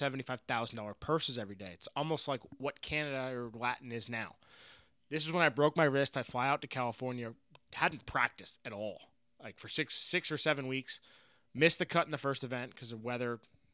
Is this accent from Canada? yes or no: no; Ireland; I go up, being an Irish guy.